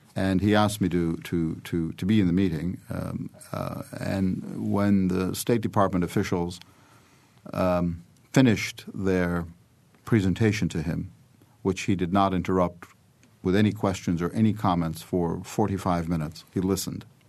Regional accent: Bloomington, Indiana, United States; also born or lived in Iraq; I was born in the United States, first of all, but then I came back when I was, uh, less than eight years old. I celebrated my eighth birthday in Bloomington

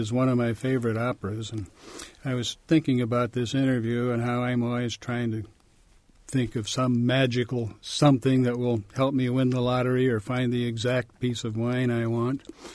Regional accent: Portage, Indiana, United States; moved away as an adult; I was born in what is now Portage, up in Lake Michigan, suburban to Chicago, really.

